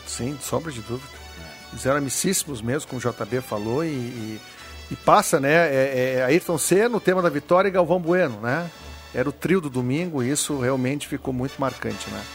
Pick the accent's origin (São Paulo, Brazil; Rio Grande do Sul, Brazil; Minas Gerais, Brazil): Rio Grande do Sul, Brazil; Porto Alegre; onde eu me criei ali